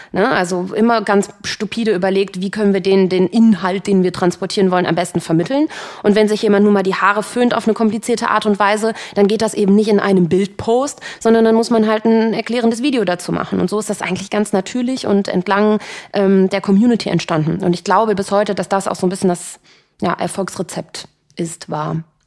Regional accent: Cologne, North Rhine-Westphalia, Germany; Ich bin ja Kölnerin

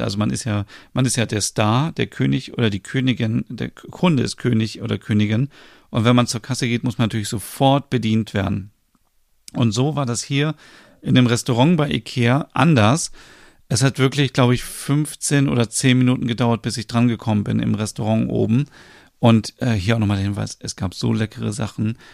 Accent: Germany; bei uns in Deutschland

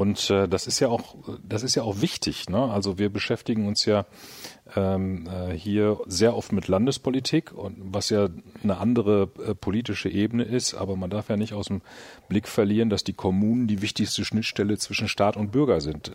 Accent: Münster, North Rhine-Westphalia, Germany; komm aus Münster

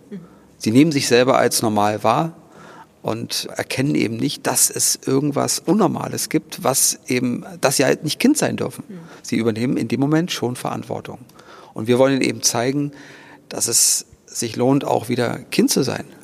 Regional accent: Thuringia, Germany; ich komme aus Thüringen

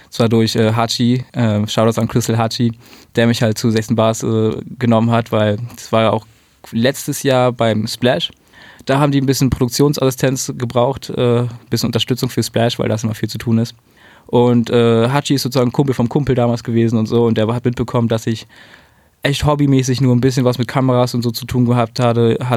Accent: Berlin, Germany; Ich bin in Berlin geboren, in Spandau aufgewachsen.

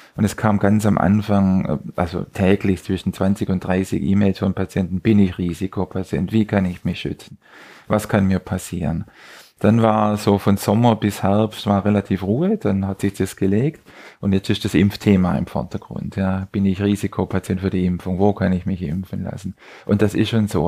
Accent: Southern Germany, Germany; moved away; Ich bin aus Süddeutschland.

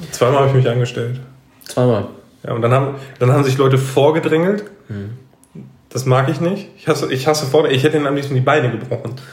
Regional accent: North Rhine-Westphalia, Germany; Wir, wir kommen halt natürlich aus dem Herzen des Ruhrgebiets

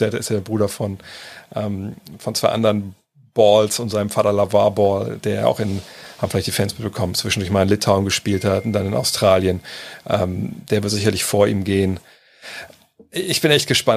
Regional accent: Germany; bin ja auch Deutscher

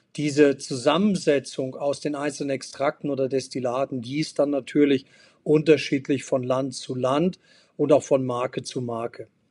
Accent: Hanover, Lower Saxony, Germany; mein Haus und meine Heimat in Hannover

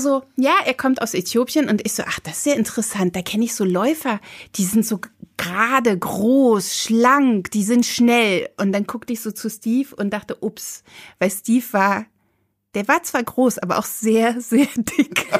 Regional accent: GDR, East Germany, Germany; ich komme aus der DDR

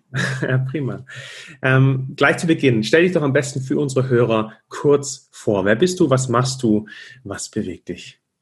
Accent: Stuttgart, Baden-Württemberg, Germany; ich komme aus Stuttgart

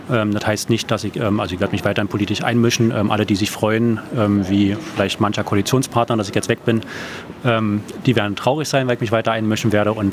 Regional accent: Berlin, Germany; Das ist meine Stadt hier, das ist meine Heimat, das ist meine, äh, meine Hut. Ähm, so, ich liebe diese Stadt.

